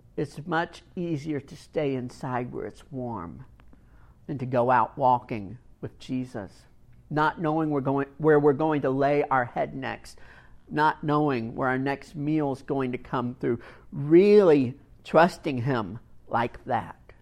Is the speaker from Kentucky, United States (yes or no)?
yes; Kentucky, United States; I grew up in Kentucky